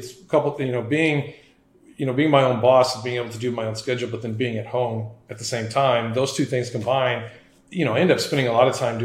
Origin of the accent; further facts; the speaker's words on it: San Antonio, Texas, United States; born and raised in San Antonio, Texas. So, lived here all my life